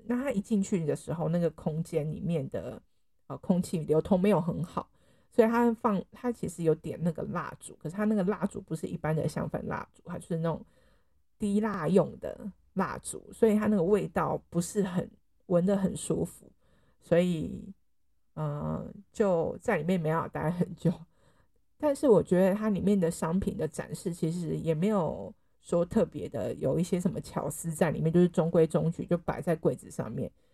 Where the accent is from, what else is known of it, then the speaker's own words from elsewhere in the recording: Taiwan; 身为台湾人的，我已经很习惯了